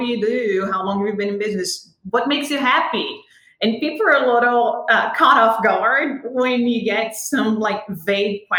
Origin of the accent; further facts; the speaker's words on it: Rio de Janeiro, Brazil; moved away as an adult; now in United States; as a born and raised Brazilian